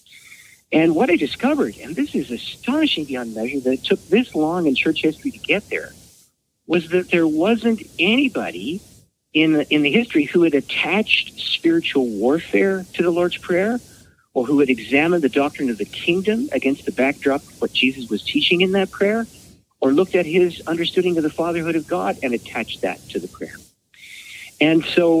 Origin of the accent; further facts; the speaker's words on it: Canada; a no-name, nondescript Canadian